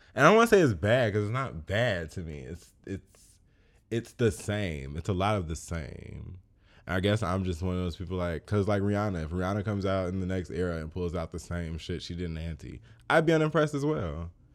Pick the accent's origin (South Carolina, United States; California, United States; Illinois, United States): Illinois, United States; Chicago; I grew up in Chicago.